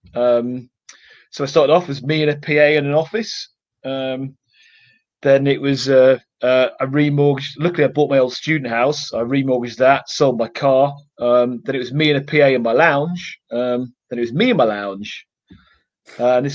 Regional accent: Manchester, North West England, United Kingdom; moved away; I flew up to my hometown of Manchester

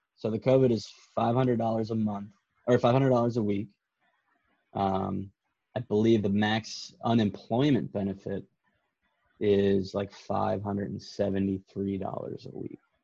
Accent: United States; now in Canada; as an American

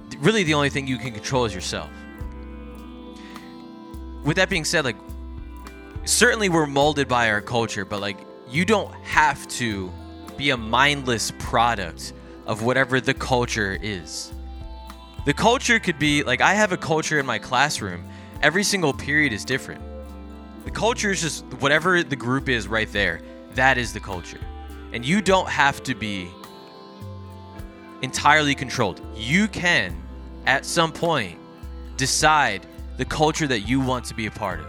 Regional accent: New Jersey, United States; I grew up in South Jersey

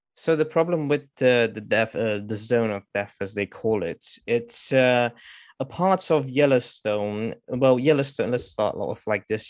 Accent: Romania; now in United Kingdom; originally I'm from Romania, but I've moved in the UK in the past 14 years

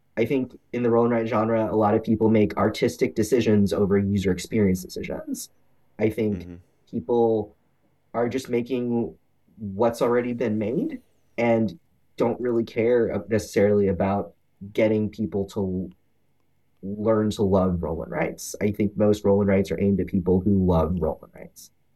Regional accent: Houston, Texas, United States; also born or lived in Omaha, Nebraska; I born and raised in Houston. I went to Omaha for college. Let's stay there for ten years and then moved back

